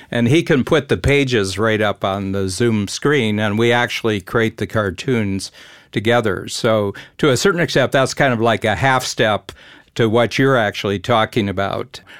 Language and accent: English; near Cleveland, Ohio, United States; I grew up near Cleveland